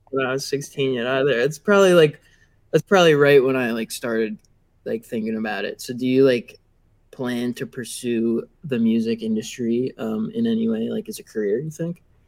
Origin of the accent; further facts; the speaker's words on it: Long Island, New York, United States; I'm from uh, Long Island, so not too far